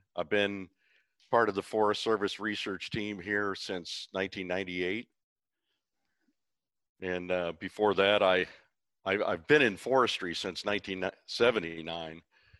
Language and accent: English; Brown Deer, Wisconsin, United States; moved away as an adult; also born or lived in North Carolina / Missouri; when I was about 10, I traveled with the family along the caravan trails from North Carolina to Brown Deer, Wisconsin.